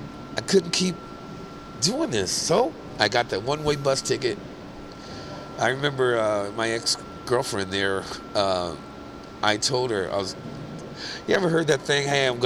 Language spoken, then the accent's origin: English; Vallejo, California, United States; I come from Vallejo, and I'm like, bridge? What is this, a river?